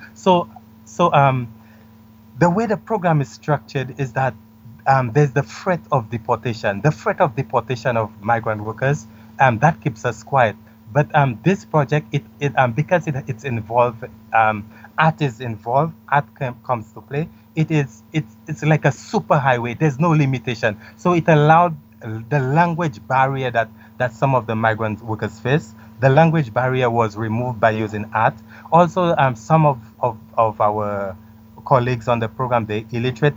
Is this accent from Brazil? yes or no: no; St. Lucia; moved away as an adult; also born or lived in Canada; I am from a very small country in the Caribbean named St. Lucia